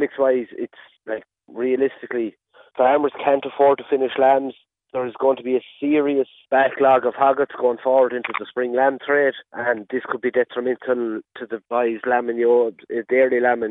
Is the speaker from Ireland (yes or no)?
yes; Ahascragh, Connacht, Ireland; I'm from Ahaskra